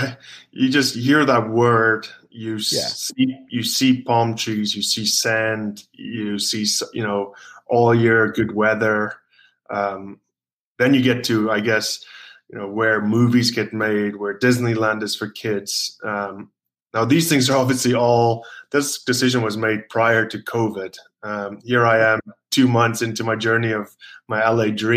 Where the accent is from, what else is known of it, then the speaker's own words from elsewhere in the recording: South Africa; moved away; also born or lived in Glasgow, Scotland / Wales / Newcastle, England; I'm obviously born in South Africa.